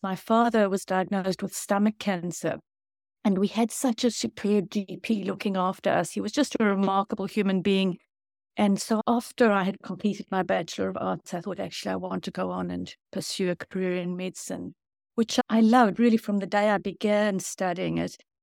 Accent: South Africa; now in New Zealand; I grew up in South Africa

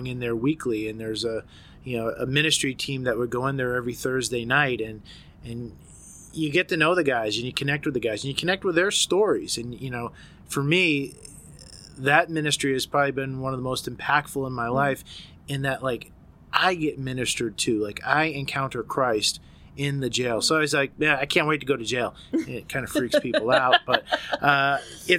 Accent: about 20 miles west of Boston, Massachusetts, United States; I grew up about 20 miles west of Boston

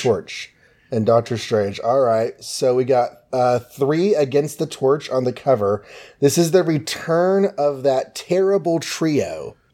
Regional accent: Texas, United States; being Texan.

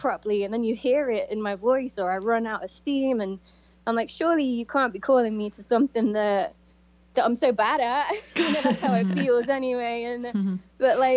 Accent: Coventry, West Midlands, United Kingdom; moved away as an adult; I came from Coventry, England.

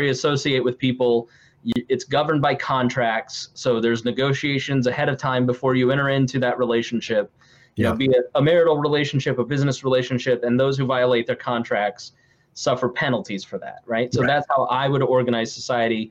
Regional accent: Indianapolis, Indiana, United States; I'm from Indianapolis

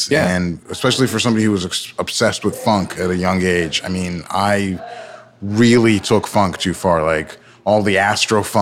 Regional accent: Nigeria; So I am Nigerian, as I've mentioned, uh, and I try to remind everybody as much as possible.

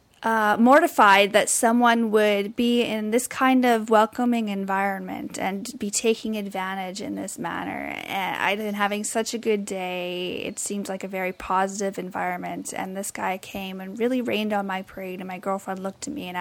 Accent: British Columbia, Canada; moved away as an adult; also born or lived in Vancouver; now in Toronto, Canada; I'm from British Columbia. I most recently lived in Vancouver before moving out to Toronto

